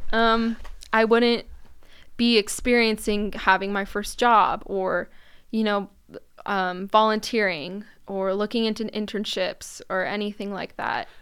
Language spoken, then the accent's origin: English; Newport Beach, California, United States; I am from Newport